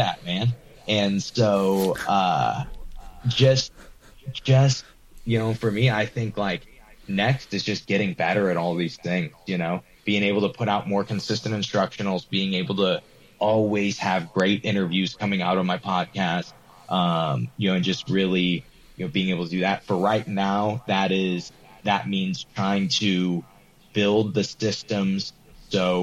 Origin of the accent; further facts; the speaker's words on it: Granite City, Illinois, United States; I'm a nobody from Granite City, Illinois